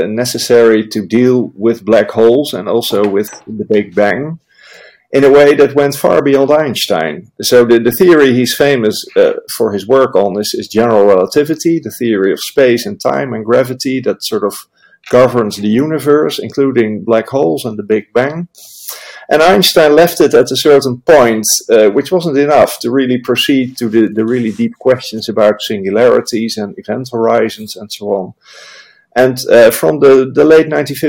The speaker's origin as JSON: {"language": "English", "town": "Amsterdam", "region": "North Holland", "country": "Netherlands", "lives_now": "Nijmegen, Netherlands", "said": "I am from Amsterdam, that most of your listeners will have heard of, but I'm in Nijmegen."}